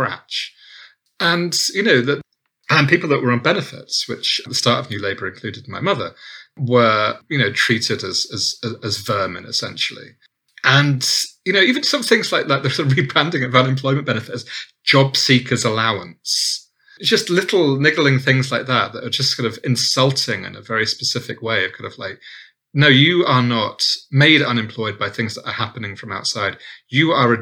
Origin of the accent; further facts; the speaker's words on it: Southampton, South East England, United Kingdom; I'm from Southampton